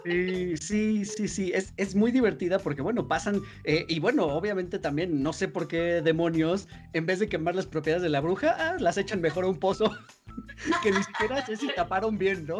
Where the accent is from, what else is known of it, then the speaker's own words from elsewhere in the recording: Mexico; como mexicanos